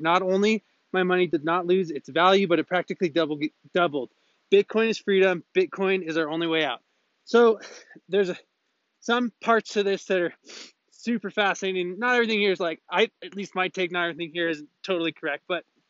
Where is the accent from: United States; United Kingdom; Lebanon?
Lebanon; I'm from Lebanon, and if some people here are not aware, we are going through a disastrous economic political crisis.